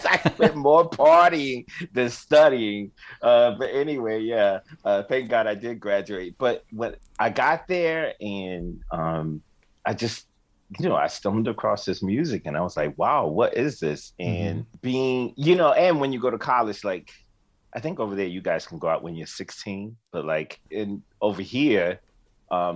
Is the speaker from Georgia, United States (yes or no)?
yes; Savannah, Georgia, United States; moved away as an adult; also born or lived in Boston, Massachusetts / New York; I grew up in Savannah